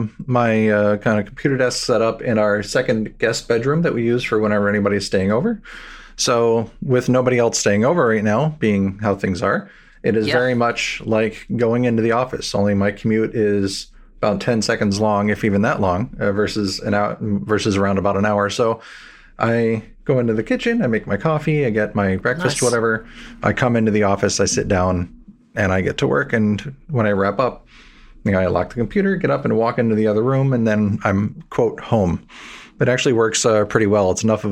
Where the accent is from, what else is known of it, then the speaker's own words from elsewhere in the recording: New Jersey, United States; also born or lived in New York City / Washington, D.C. / Seattle; I was originally born in New York City. I grew up in New Jersey, up and down the East Coast. But mainly I've been in New York, Washington, D.C., and then Seattle.